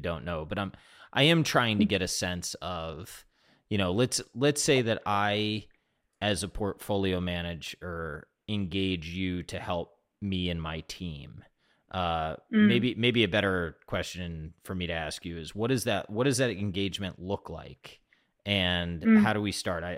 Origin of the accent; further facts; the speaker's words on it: Chicago, Illinois, United States; It's just my hometown